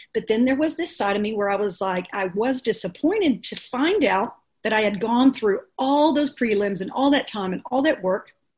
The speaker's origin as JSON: {"language": "English", "town": "Dallas", "region": "Texas", "country": "United States", "said": "I'm from Dallas"}